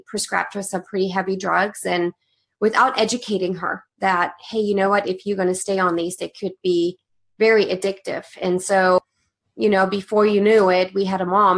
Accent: Germany; English is a second language; moved away as an adult; I was born and raised in Germany

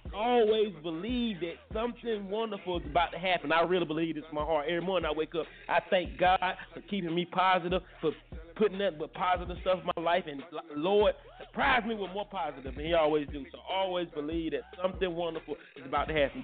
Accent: Durham, North Carolina, United States; I'm from Bull City and to rep Bull City

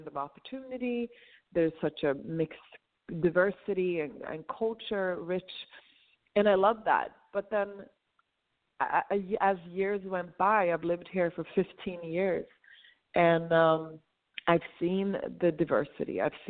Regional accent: Stockholm, Stockholm County, Sweden; moved away as an adult; also born or lived in Morocco; now in United States; But I'm born and raised in Sweden, but my parents are North African

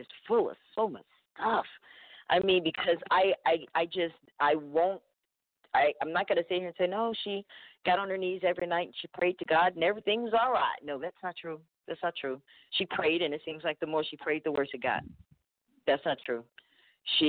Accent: Alabama, United States; growing up in Alabama

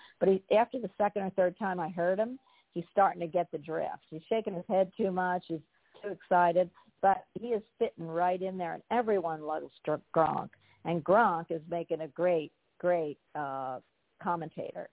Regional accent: Philadelphia, Pennsylvania, United States; now in Florida, United States; I am from Philly. I used to go to every Eagles game when I was young

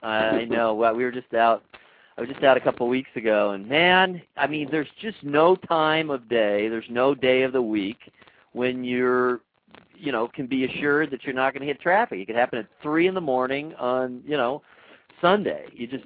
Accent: Los Angeles, California, United States; moved away; I'm from L.A. I'm from Southern California.

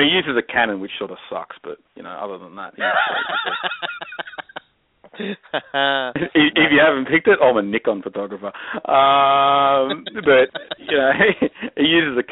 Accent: Australia

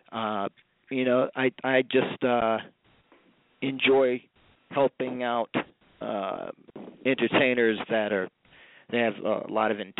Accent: Hartford, Connecticut, United States; now in Gainesville, United States; I come from the Hartford, Connecticut area.

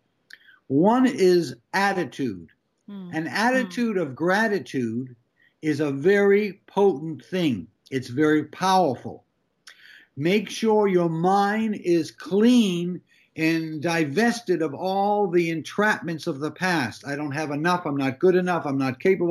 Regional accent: Massachusetts, United States; moved away; I was born in 1948 in Massachusetts

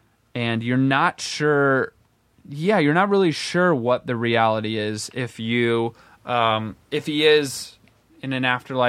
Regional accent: Midwest, United States; like growing up in the Midwest, I was raised Methodist, and we didn't go to church that often.

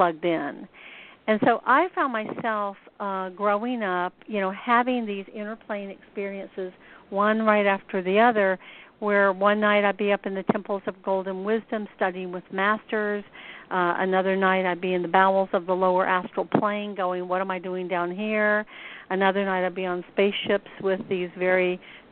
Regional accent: Deep South, United States; also born or lived in Atlanta, Georgia; I grew up here in the Deep South. I live in Atlanta

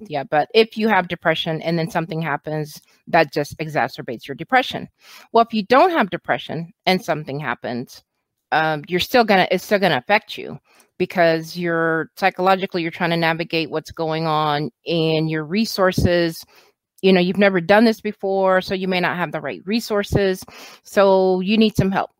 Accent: Austin, Texas, United States; I am from Austin, Texas, born and raised in Texas. Been here most of my life.

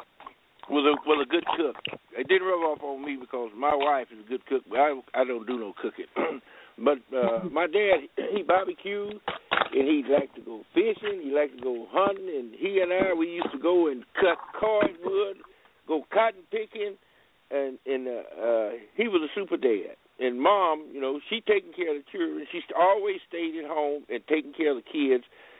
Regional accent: Rogers, Texas, United States; moved away as an adult; now in California, United States; where I was born in Rogers, a little place called Rogers, Texas. And then we moved around

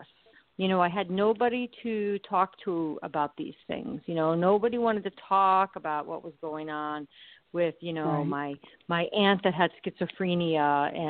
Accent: Arizona, United States; also born or lived in Pennsylvania; When I was a child, we moved from Pennsylvania to Arizona

